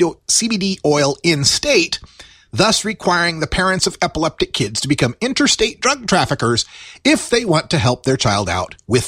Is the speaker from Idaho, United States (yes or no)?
yes; Idaho, United States; my home state of Idaho.